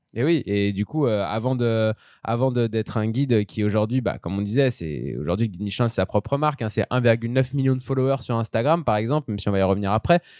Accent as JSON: {"language": "French", "town": "Lyon", "region": "Auvergne-Rhône-Alpes", "country": "France", "said": "nous, en tant que Lyonnais"}